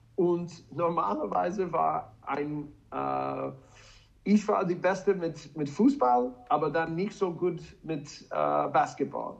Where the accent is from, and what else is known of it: Wisconsin, United States; German is a second language; moved away as an adult; also born or lived in Leipzig; now in Salzburg, Austria